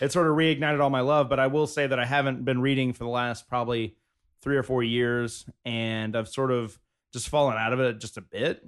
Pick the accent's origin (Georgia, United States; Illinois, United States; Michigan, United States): Georgia, United States; South; now in Los Angeles, United States; I grew up in South Georgia